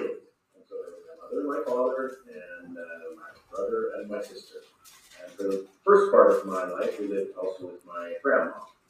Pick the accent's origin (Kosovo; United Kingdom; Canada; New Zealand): Canada; Lloydminster; moved away as an adult; now in Switzerland; I was born in Lloydminster and I grew up in Lloydminster. I went to school all the way through high school, finished grade 12. And I spent a year in Lloydminster working then before I went off to university.